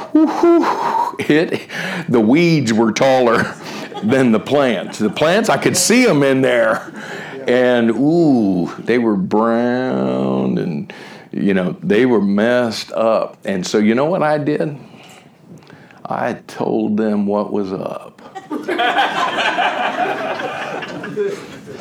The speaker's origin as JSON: {"language": "English", "town": "Miami", "region": "Florida", "country": "United States", "tie": "born or raised there", "also_born_or_lived": "Southern California / Ohio", "moved": "as an adult", "said": "I grew up in Miami"}